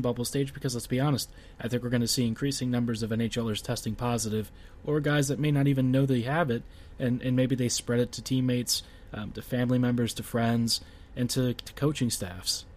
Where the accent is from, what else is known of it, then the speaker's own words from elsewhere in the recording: United States; as an American